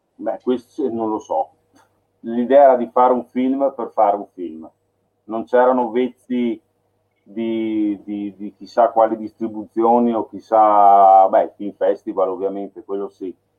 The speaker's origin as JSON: {"language": "Italian", "town": "Milan", "region": "Lombardy", "country": "Italy", "tie": "born or raised there", "moved": "yes", "said": "io sono nato a Milano, ho vissuto a Milano un periodo"}